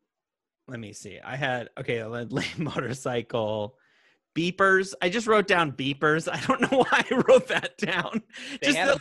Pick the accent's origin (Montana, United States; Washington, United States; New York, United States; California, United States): Montana, United States; I grew up in Montana